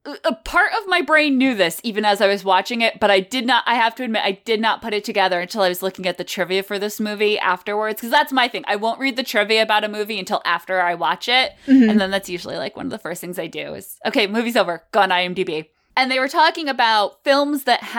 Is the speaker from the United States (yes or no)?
yes; New England, United States; We're very much New Englanders.